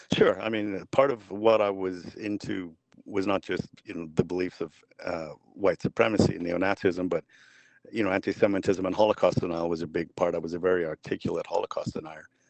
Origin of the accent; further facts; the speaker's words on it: Vancouver, British Columbia, Canada; I grew up in Vancouver